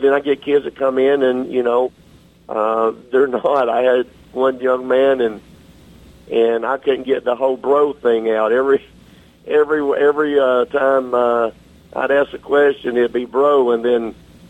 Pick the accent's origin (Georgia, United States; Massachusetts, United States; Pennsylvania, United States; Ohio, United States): Georgia, United States; Southern through and through, born and raised in Georgia